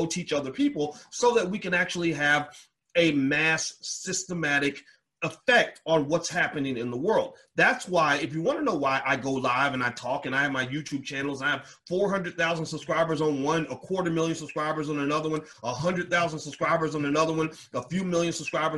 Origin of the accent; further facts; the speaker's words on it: Louisville, Kentucky, United States; moved away as an adult; I'm from Louisville